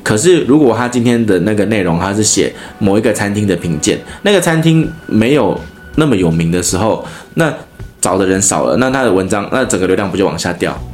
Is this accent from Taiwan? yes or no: yes; Taiwan; 她在我们台湾人的那个心目中